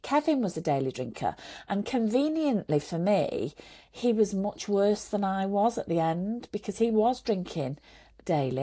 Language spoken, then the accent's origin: English; Manchester, North West England, United Kingdom; also born or lived in Saudi Arabia; in Manchester where, where he was working and I was living, and that's where we're both from